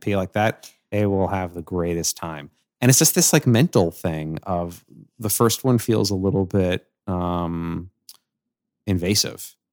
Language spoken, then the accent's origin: English; New York City, New York, United States; I grew up on Staten Island